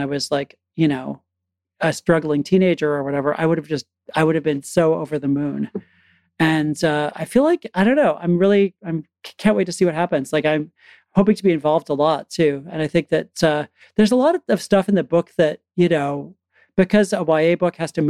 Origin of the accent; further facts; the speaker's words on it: Connecticut, United States; I grew up in Connecticut, actually kind of rural Connecticut.